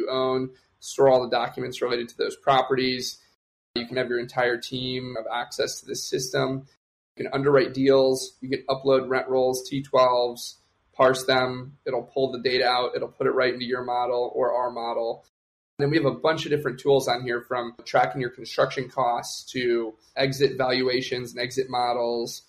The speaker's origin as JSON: {"language": "English", "town": "Detroit", "region": "Michigan", "country": "United States", "tie": "born or raised there", "also_born_or_lived": "Austin", "moved": "yes", "said": "I like helping people back in my hometown, back in Detroit"}